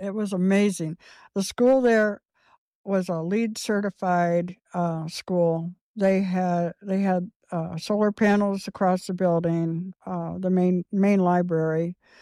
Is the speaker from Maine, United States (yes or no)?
no; Clay County, Indiana, United States; I was born in Indianapolis and at a very early age, as a baby, I, I moved to Clay County and lived with my grandparents and my mother on my grandpa's old, um, a homestead